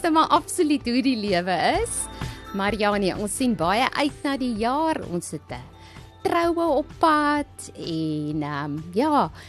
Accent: Kalahari, South Africa; also born or lived in Polokwane (Pietersburg), South Africa; now in Lowveld, South Africa; Ek kom uit die Kalahari

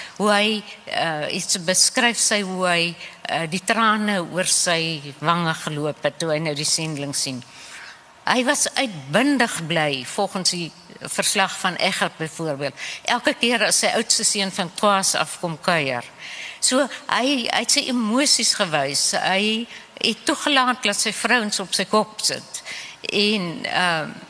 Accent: Namibia; accent: Namibian Afrikaans; moved away; ek is in Namibië gebore. Ons praat 'n bietjie 'n ander Afrikaans.

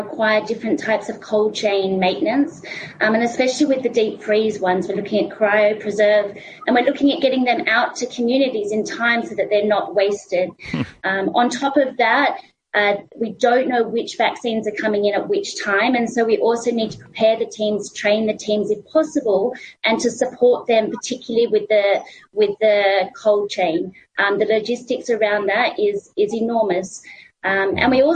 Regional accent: Australia; accent: Australian; I'm actually from Australia, so I kind of pronounce it with the Australian accent

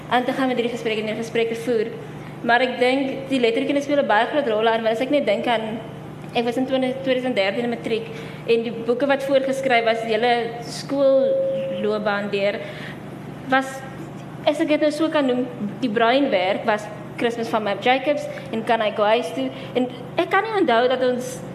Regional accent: PE, Eastern Cape, South Africa; now in Cape Town, South Africa; ek kom ook van PEF, so ek ken nie regtig Kaapse breinmense nie, maar nou dat ek al so lank hier so is

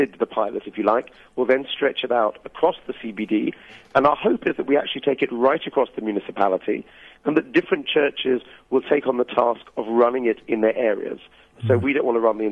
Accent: United Kingdom; now in Durban, South Africa; as a British person

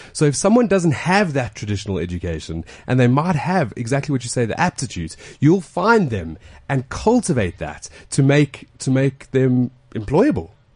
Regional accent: Alberton, Gauteng, South Africa; I'm from Alberton

